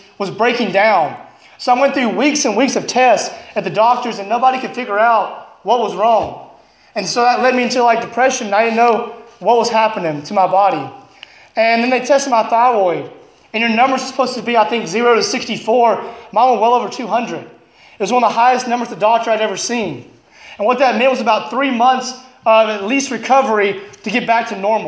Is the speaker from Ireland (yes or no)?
no; Alabama, United States; moved away as an adult; now in Illinois, United States; I'm from Alabama